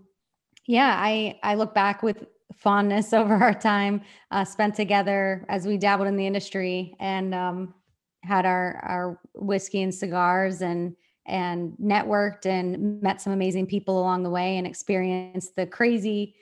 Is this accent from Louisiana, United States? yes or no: no; Western Pennsylvania, United States; I grew up in Western Pennsylvania, you know, very traditional area, very conservative area